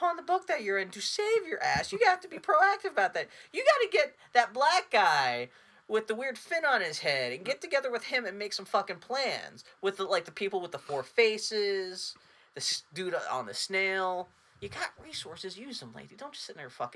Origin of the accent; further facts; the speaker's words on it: El Paso, Texas, United States; I was born in El Paso.